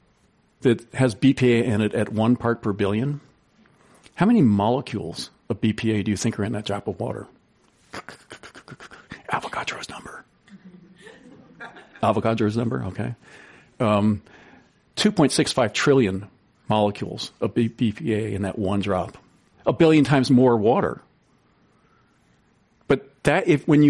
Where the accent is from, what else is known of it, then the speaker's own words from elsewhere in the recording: East Coast, United States; moved away; I grew up on the East Coast for a lot of my early life